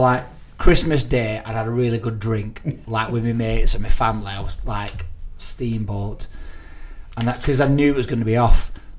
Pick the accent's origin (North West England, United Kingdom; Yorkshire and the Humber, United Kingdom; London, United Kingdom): North West England, United Kingdom; Burnley; I'm from Burnley.